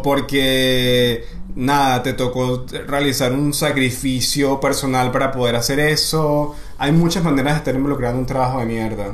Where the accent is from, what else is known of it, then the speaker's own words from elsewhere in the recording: Maracay, Aragua, Venezuela; soy de Maracay